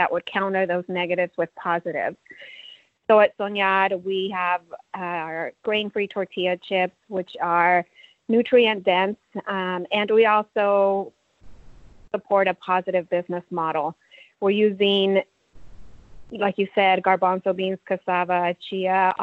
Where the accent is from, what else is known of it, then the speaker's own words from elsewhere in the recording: Central Valley of California, United States; also born or lived in Mexico; I was born in Mexico and my family immigrated to the U.S. when I was about 5 years old. We ended up settling in the Central Valley of California.